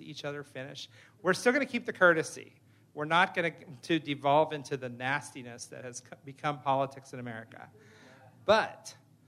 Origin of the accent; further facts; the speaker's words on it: Phoenix, Arizona, United States; I'm from Phoenix.